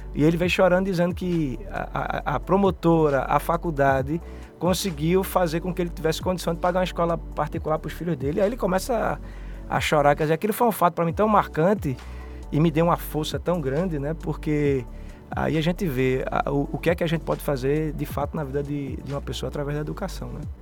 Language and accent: Portuguese; Recife, Pernambuco, Brazil; Sou um sobrevivente, né? Dessa, de, desse universo aí brasileiro pernambucano. Vim de Casa Amarela, é, morador